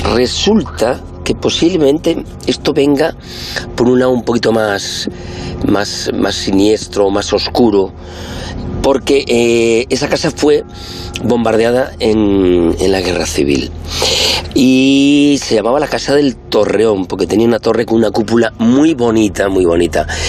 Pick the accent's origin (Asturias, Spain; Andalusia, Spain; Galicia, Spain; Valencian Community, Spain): Galicia, Spain; moved away as an adult; now in Madrid, Spain; como buen gallego